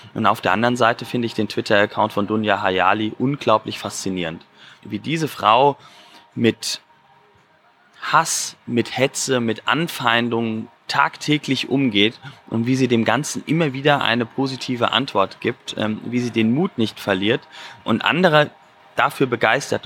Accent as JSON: {"language": "German", "country": "Germany", "said": "als Deutscher"}